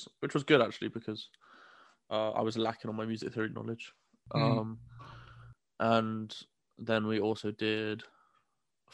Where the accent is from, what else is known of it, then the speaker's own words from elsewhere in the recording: United Kingdom; I'm from the UK